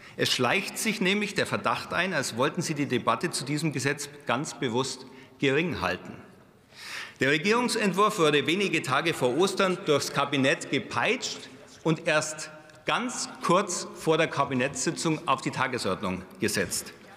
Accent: Bavaria, Germany; als Bayer

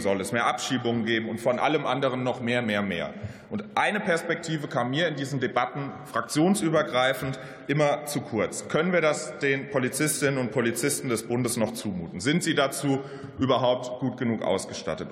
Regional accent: Mainz, Rhineland-Palatinate, Germany; in meiner Heimat Mainz

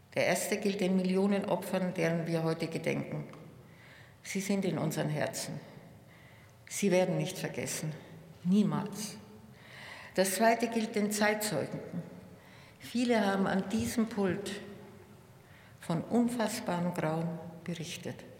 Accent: Munich, Bavaria, Germany; In meiner Heimatstadt

